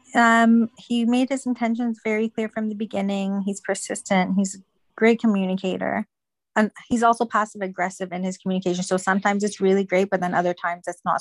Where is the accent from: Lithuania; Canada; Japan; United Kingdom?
Canada; Toronto, Ontario; I'm actually from Toronto as well